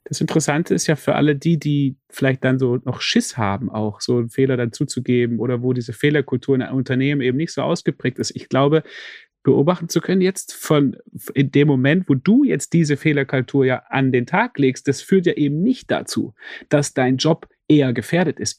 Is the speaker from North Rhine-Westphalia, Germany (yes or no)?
no; Stuttgart, Baden-Württemberg, Germany; als jemand, der aufgewachsen ist in Stuttgart